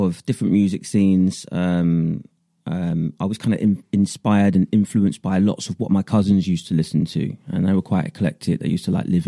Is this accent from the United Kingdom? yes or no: yes; Northampton, East Midlands, United Kingdom; I was like from Northampton and not London